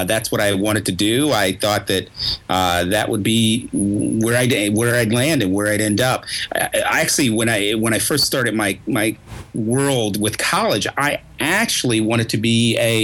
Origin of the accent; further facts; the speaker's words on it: New York, United States; now in Boston, United States; I'm also from New York